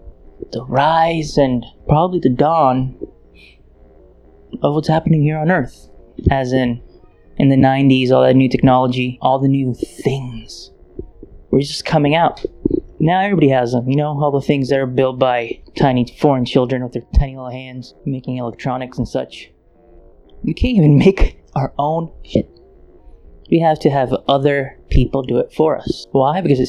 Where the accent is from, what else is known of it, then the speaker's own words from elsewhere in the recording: Ukraine; now in United States; I was born in Ukraine